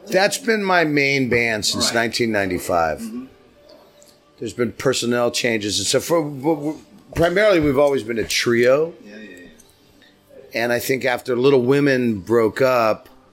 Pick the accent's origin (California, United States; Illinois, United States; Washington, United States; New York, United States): California, United States; San Diego; I grew up in San Diego, so I grew up on the border